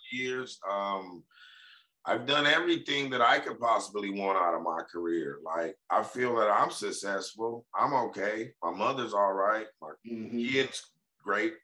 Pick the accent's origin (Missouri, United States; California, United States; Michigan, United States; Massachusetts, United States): California, United States; Compton; I'm from Compton